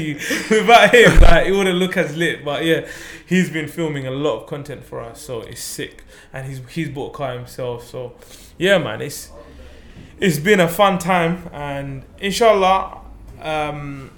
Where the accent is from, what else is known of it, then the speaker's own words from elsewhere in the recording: Zakiganj, Sylhet Division, Bangladesh; now in United Kingdom; I was born in Bangladesh. My whole family was born in Bangladesh. We're from a small village in Zakigunj